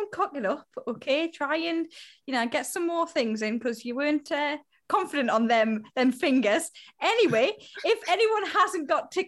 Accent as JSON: {"language": "English", "area": "the Northeast", "region": "North East England", "country": "United Kingdom", "said": "we're from the Northeast"}